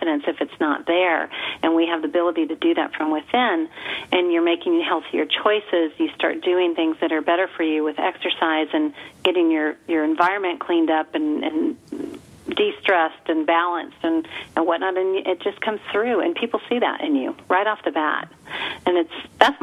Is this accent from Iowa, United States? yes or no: no; El Paso, Texas, United States; We're from El Paso.